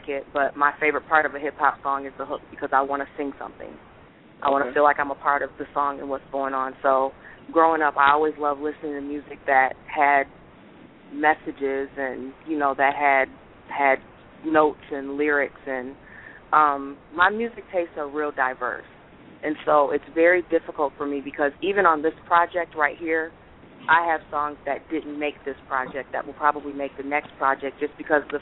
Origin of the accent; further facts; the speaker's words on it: Lansing, Michigan, United States; also born or lived in Detroit, Michigan; I lived there until I was about six. And then we moved to Lansing.